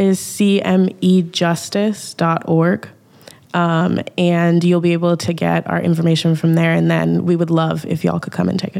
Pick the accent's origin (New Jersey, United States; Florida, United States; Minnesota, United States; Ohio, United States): Minnesota, United States; Minneapolis; I was born in North Minneapolis. I grew up all over Minnesota and moved around a lot, but North Minneapolis was always like a very special place to me, a very special home.